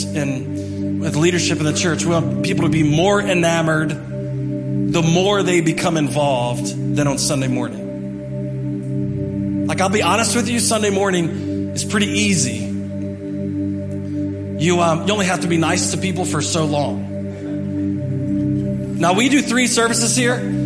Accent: Martinsburg, West Virginia, United States; I'm from Martinsburg, West Virginia

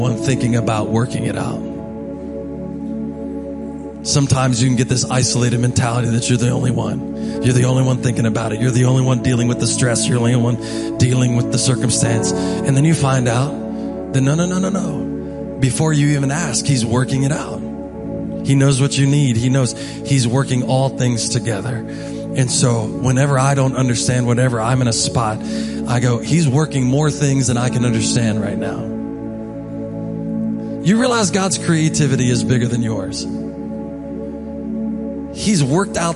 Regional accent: Hedgesville, West Virginia, United States; from Hedgesville

